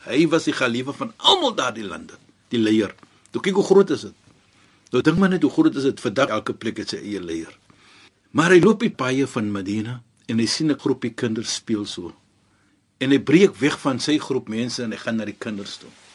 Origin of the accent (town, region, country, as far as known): South Africa